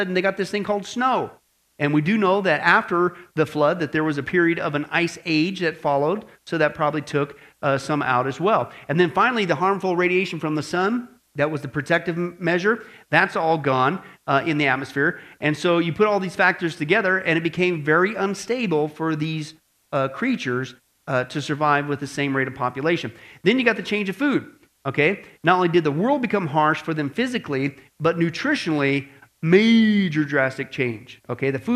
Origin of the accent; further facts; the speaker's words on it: Kansas, Nebraska, Midwest, United States; I grew up in Kansas, Nebraska